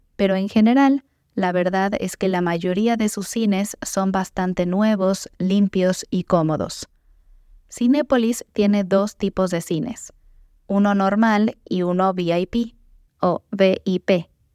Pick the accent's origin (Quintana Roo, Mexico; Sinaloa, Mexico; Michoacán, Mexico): Michoacán, Mexico; Morelia; fue fundada en mi ciudad natal, Morelia